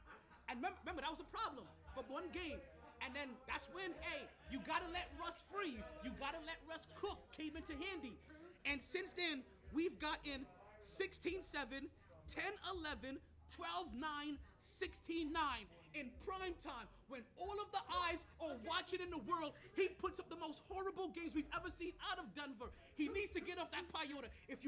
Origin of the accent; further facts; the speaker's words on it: Jamaica; I'm aggressive by nature. I'm Jamaican. This is how we talk.